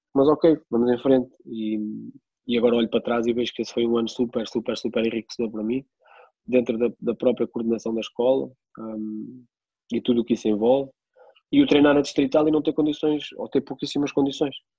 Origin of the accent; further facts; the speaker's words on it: Peniche, Centro, Portugal; also born or lived in Coimbra; sou de Peniche